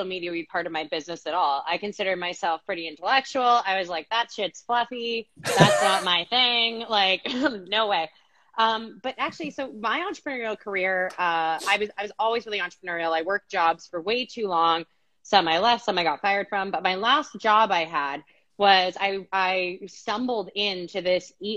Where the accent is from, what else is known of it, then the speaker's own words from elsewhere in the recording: Canada; moved away as an adult; now in Phoenix, United States; I'm Canadian